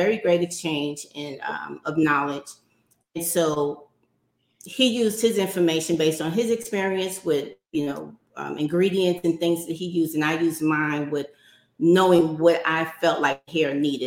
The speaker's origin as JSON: {"language": "English", "town": "New York City", "region": "New York", "country": "United States", "tie": "born or raised there", "said": "So I grew up in New York City in Harlem"}